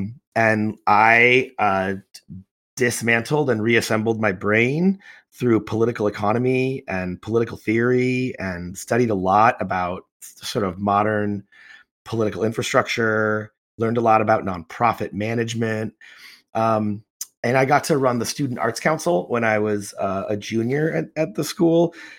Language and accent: English; Chicago, Illinois, United States; moved away; I was born and raised in Chicago. Also remember the Bulls Pistons, also grew up in the 80s and 90s.